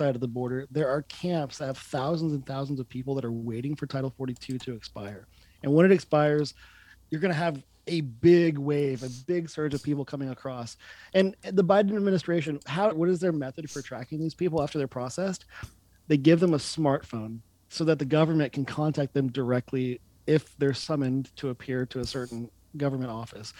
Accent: Texas, United States; moved away as an adult; also born or lived in Studio City, California; I was from Texas

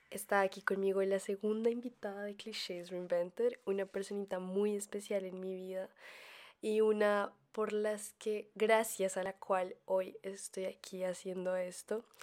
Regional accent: Colombia; moved away; las dos nos, em, nos fuimos de Colombia estamos estudiando en el extranjero.

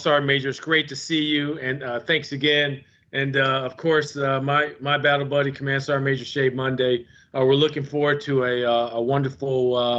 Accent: Milwaukee, Wisconsin, United States; moved away; I'm a kid from Milwaukee, Wisconsin. So, yes, I'm a big cheesehead

